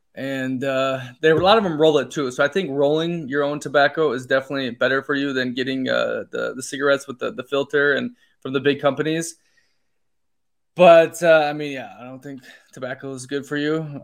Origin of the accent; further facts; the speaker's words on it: United States; moved away as an adult; also born or lived in Denmark / Poland / Italy; I grew up in the United States